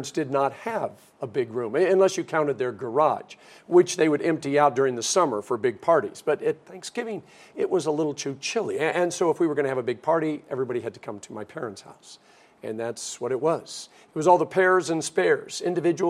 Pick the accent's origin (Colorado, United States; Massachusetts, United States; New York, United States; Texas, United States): Colorado, United States; Denver; growing up in Denver, Colorado